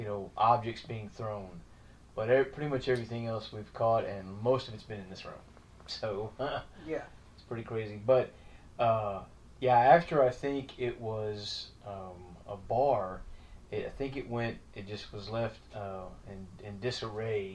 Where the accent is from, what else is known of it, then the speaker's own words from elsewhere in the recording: Highlands, Texas, United States; I'm one of the Highlands hoods. I'm from Highlands